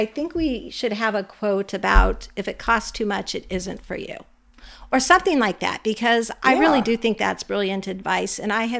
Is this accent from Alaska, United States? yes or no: yes; Alaska, United States; I'm from Alaska